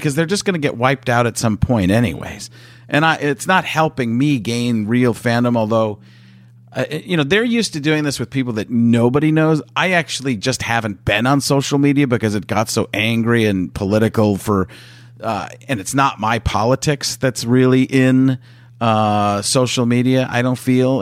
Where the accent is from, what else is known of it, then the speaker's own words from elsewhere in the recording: Midwest, United States; I grew up in the Midwest